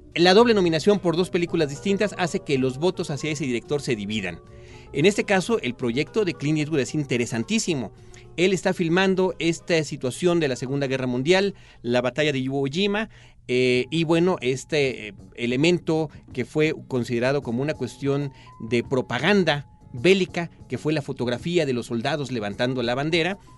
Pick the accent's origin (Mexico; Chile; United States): Mexico; nosotros como mexicanos